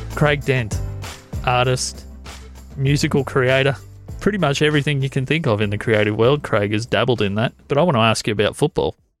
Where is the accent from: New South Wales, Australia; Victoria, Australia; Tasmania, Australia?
Victoria, Australia; Corryong; I grew up in Coreang.